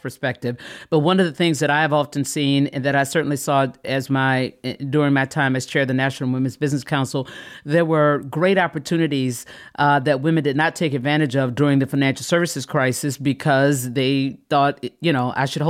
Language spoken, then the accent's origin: English; the South, United States; I'm from the South